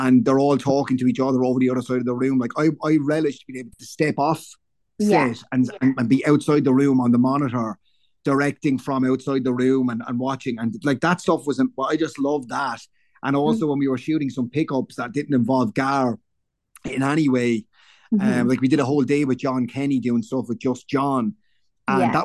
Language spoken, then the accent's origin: English; Waterford, Munster, Ireland; I'm from Waterford very proudly